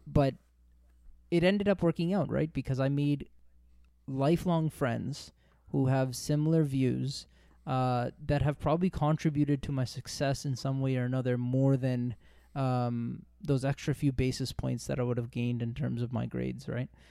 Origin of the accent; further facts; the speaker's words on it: Toronto, Ontario, Canada; now in Brampton, Canada; I grew up in Toronto. Uh, I uh, was born and raised in Toronto. Uh, we moved out to Brampton.